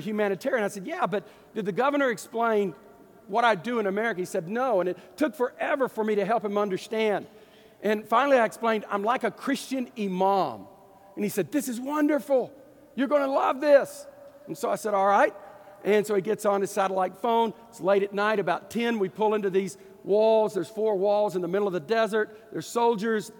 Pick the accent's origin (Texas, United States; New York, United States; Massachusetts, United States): Texas, United States; Deep East; I'm from Deep East Texas